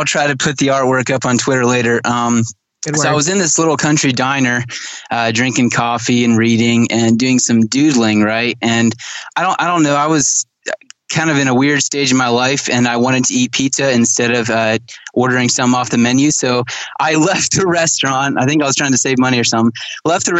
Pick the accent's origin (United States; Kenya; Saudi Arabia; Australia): Kenya; Yeah, so my parents were missionaries in Kenya, Africa. So I grew up in Kenya, and they were Amish Mennonite missionaries, by the way.